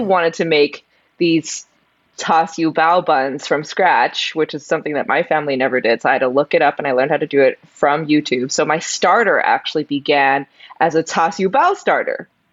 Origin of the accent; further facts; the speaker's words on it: San Gabriel, California, United States; I grew up in in California, the LA area